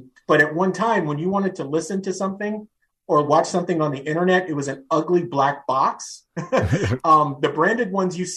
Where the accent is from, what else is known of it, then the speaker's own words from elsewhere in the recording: San Francisco, California, United States; born and raised in San Francisco